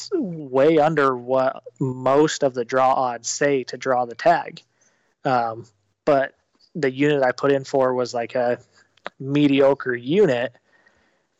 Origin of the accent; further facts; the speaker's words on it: Utah, United States; moved away as an adult; now in Arizona, United States; I grew up in Utah, and my wife and I moved